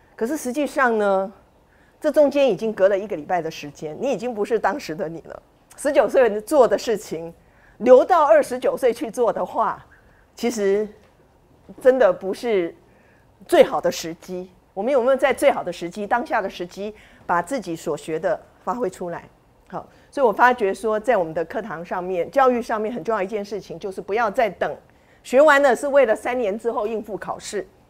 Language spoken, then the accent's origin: Chinese; Tainan, Taiwan; now in Taipei, Taiwan; 我们是同乡。我的老家是台南